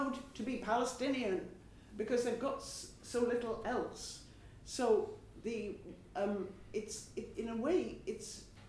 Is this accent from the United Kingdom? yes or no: yes; United Kingdom; all of us who are British